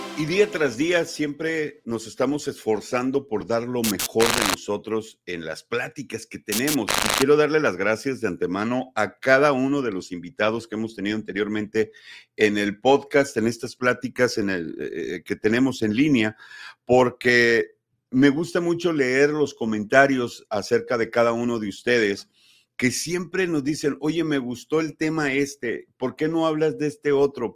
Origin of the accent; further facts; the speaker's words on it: Sonora, Mexico; y lo dije como sonorense